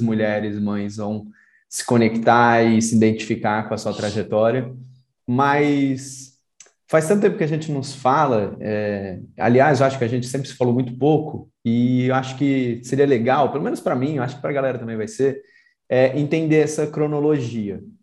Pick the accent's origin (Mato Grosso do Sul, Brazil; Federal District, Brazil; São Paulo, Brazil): Federal District, Brazil; Brasília; moved away; also born or lived in Santos; eu fui criado em Brasília